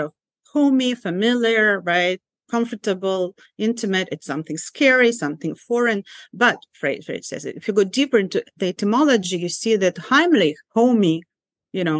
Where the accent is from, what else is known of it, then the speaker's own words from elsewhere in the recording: Ukraine; English is a second language; now in United States; a Soviet Jew growing up in Soviet Ukraine